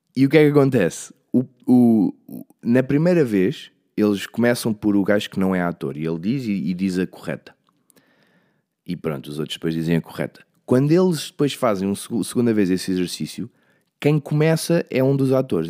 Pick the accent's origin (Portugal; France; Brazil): Portugal; Leiria, Centro; eu sou mesmo de Leiria, sou mesmo desta zona